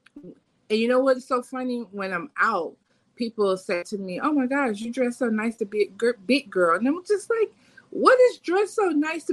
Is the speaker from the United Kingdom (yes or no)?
no; Fort Lauderdale, Florida, United States; But yeah, I'm from Fort Lauderdale. {S0} Yeah. {S1} Born and raised.